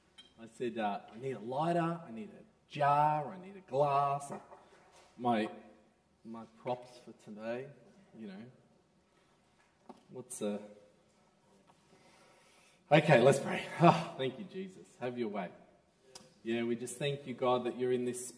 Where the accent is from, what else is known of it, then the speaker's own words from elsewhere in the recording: Melbourne, Victoria, Australia; I'm from Melbourne